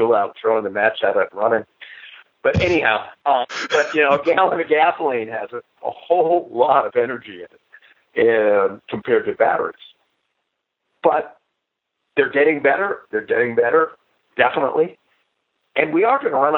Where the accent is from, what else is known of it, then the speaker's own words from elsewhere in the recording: Pennsylvania, United States; I'm from Pennsylvania. I was near West Virginia